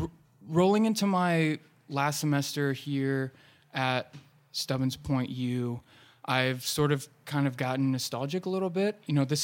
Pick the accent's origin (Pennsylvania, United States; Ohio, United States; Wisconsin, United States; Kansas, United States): Ohio, United States; I think I came here from Central Ohio because I loved the community here.